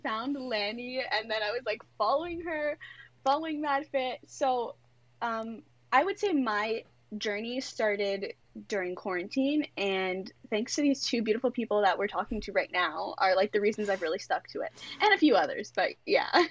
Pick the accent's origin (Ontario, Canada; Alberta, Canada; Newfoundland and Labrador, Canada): Ontario, Canada; Greater Toronto Area; I'm from Toronto. Well, just outside of the Toronto G, the G T